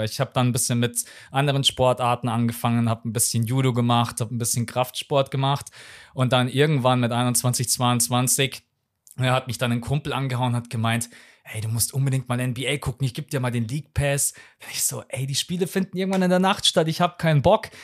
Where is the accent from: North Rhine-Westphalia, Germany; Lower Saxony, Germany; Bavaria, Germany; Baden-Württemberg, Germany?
Bavaria, Germany; Munich; Ich bin gebürtiger Münchner, bin hier aufgewachsen